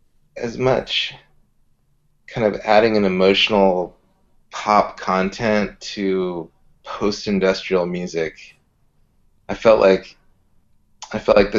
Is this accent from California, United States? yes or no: yes; Southern California, United States; also born or lived in Santa Cruz / San Francisco; I grew up in Southern California